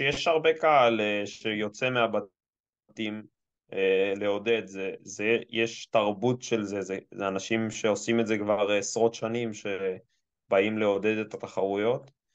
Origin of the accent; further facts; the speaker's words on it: Israel; אני ישראלי